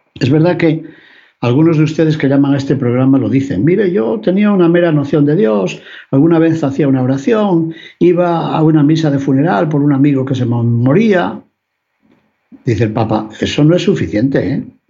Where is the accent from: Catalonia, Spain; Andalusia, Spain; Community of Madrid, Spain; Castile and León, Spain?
Castile and León, Spain; León; Por mi ciudad natal, por mi ciudad de León